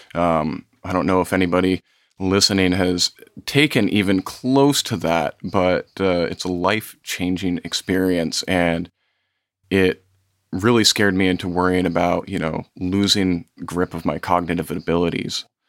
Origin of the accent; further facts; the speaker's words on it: Vermont, United States; growing up in Vermont, we've got a lot of small towns